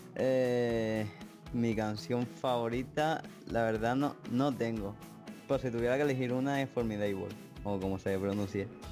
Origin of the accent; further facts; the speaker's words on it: Spain; tengo 15 años y soy de España